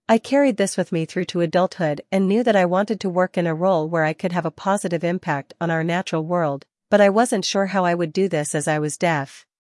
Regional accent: Hamburg, Germany; I was born and raised in Hamburg, Germany.

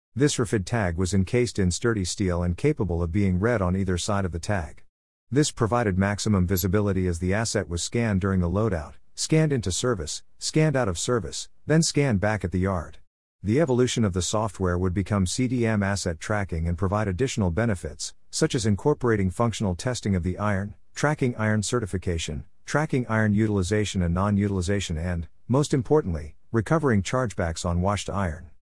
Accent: Uvalde, Texas, United States; also born or lived in Austin, Texas; my years growing up in Uvalde, Texas

